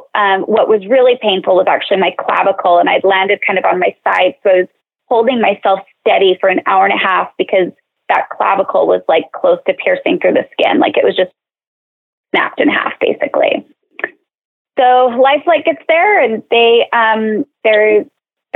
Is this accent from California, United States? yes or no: no; Salt Lake City, Utah, United States; I'm from Salt Lake